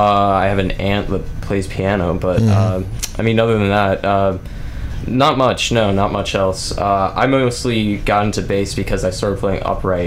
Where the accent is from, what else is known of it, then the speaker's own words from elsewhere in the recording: Columbia, Missouri, United States; born and raised in Columbia. I just went through like Hickman and stuff